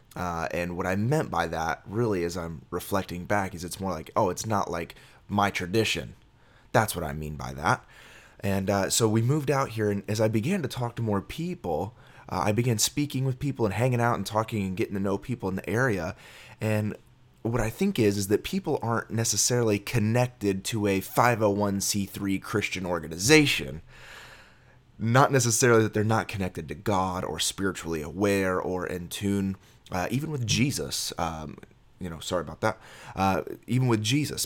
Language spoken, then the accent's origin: English; Miami, Florida, United States; I was born in Miami, Florida